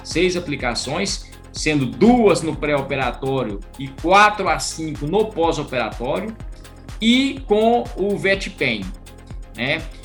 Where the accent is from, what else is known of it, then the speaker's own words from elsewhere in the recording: Minas Gerais, Brazil; eu fui nascido na roça, sou de Minas Gerais